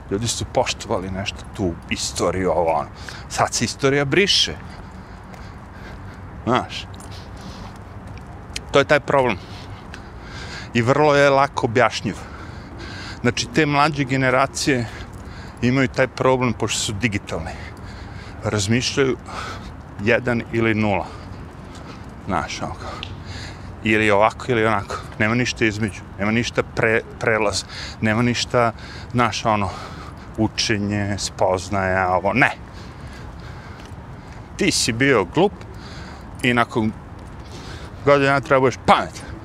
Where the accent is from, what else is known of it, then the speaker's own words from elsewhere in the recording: Serbia; now in United States; kod nas u Srbiji